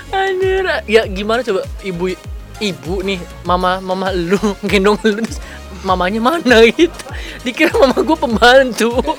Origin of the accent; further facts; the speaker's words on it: Serang, Banten, Indonesia; also born or lived in Jakarta / Medan (ancestry); gua tuh orang Medan, tapi lahir di Jakarta dan besar di Banten, kan. Dan gua belum pernah ke Medan